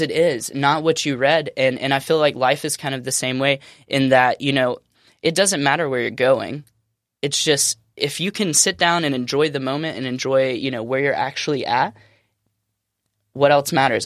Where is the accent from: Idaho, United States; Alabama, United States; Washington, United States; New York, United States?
Alabama, United States; moved away as an adult; now in California, United States; growing up in Alabama